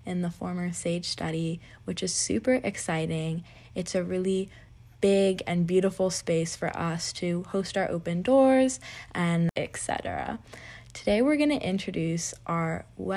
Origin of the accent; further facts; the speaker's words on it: California, United States; moved away; I'm a boarder from California